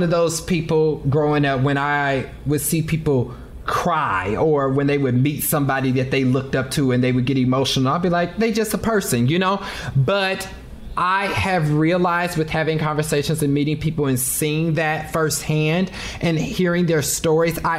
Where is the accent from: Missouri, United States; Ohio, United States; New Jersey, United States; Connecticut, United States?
Missouri, United States; Kansas City; I'm from Kansas City.